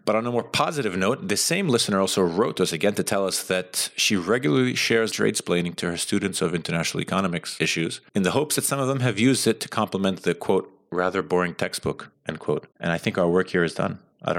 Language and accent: English; New York City, New York, United States; I am from Staten Island. I grew up there